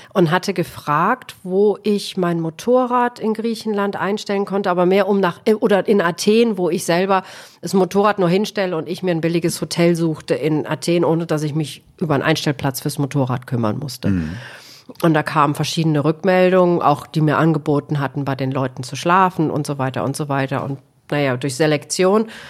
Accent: Solingen, North Rhine-Westphalia, Germany; moved away as an adult; also born or lived in Eifel / Spain; now in Algarve, Portugal; ich komme ursprünglich aus Solingen, wo die scharfen Messer herkommen. Da bin ich also auch aufgewachsen

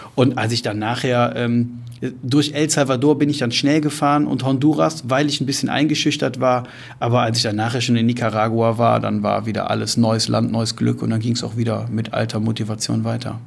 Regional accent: Germany; Da war die Antwort, ich Deutschland

